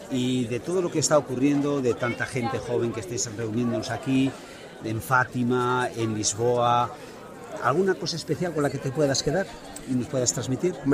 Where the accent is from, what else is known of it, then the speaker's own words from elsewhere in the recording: Santiago, Santiago Metropolitan Region, Chile; Sí, vengo de Chile, de Santiago. De Santiago de Chile.